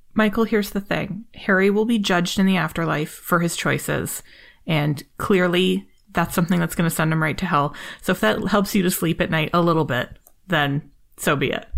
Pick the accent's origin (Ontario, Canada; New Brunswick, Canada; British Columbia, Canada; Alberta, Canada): Ontario, Canada; Toronto; Canadian, and we're both from Toronto